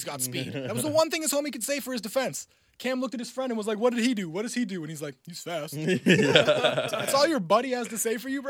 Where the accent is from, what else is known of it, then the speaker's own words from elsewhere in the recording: Clarkson, Ontario, Canada; I grew up in Clarkson and went to a Catholic school